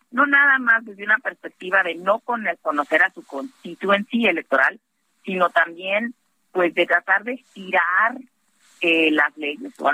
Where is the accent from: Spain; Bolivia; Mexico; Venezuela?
Mexico; estamos no nada más un paso atrás como gobierno mexicano, sino como pueblo eh, mexicano eh, también.